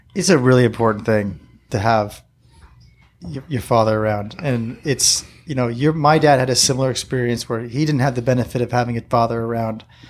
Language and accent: English; La Mesa, California, United States; I was born here in La Mesa, uh, Kaiser Hospital, and my dad had a store right here on Fletcher Parkway